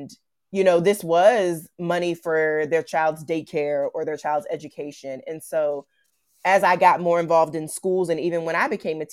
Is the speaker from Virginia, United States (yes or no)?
yes; Virginia, United States; I'm from Virginia, which is on the East Coast of the United States.